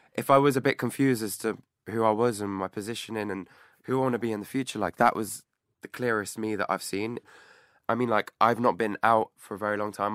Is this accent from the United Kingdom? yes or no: yes; Clevedon, South West England, United Kingdom; moved away as an adult; now in London, United Kingdom; Clevedon, of Bristol, mm-hmm. my hometown